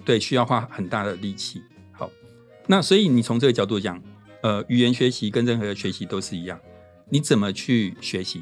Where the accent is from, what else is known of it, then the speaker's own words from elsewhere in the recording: Taiwan; 我们台湾人发音乐不会有，比较少那种鼻音